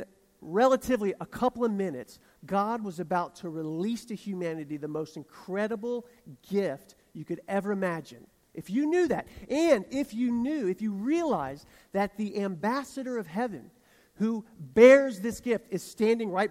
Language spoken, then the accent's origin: English; the South, United States; accent: southern; my accent betrayed how southern I am